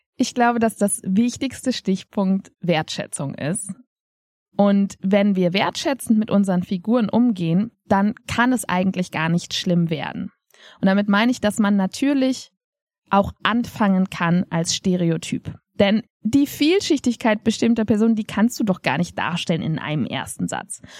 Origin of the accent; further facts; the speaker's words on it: Germany; wir als Deutsche